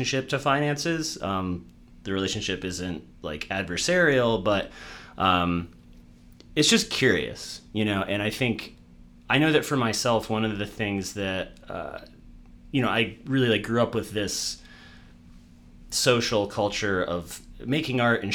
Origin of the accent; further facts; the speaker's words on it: Massachusetts, United States; I grew up in Massachusetts